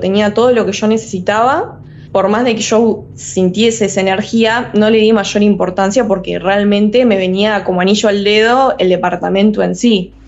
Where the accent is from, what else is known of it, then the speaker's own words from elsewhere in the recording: Entre Ríos, Argentina; moved away as an adult; now in Rosario, Argentina; soy de Entre Ríos, vivo ahí, digamos, eh, pero por, digamos, cuestiones de estudio, estoy viviendo ahora en Rosario